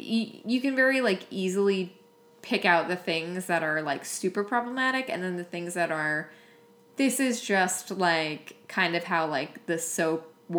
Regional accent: Long Island, New York, United States; I grew up on Long Island

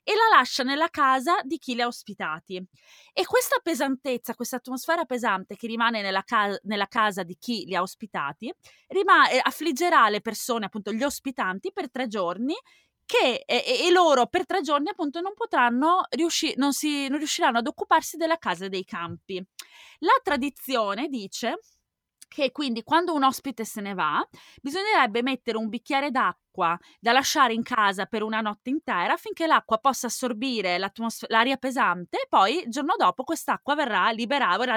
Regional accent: Veneto, Italy; Donato. Di, non di San Donato, no, in provincia di... Oddio, questo è un lapsus. È in provincia di Venezia, non

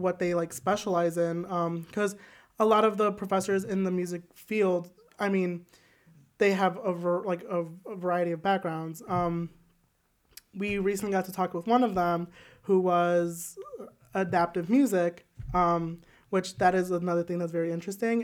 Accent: Joliet, Illinois, United States; I am from Joliet, Illinois

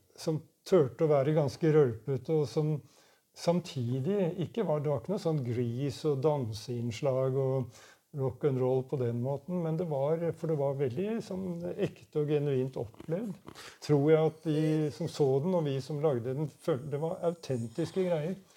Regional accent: Oslo, Norway; Jeg kom i hvert fall fra Furuset, eh, østkanten i Oslo. Og der var det, allerede når jeg var ganske liten, så var det allerede et veldig sterkt hockeymiljø.

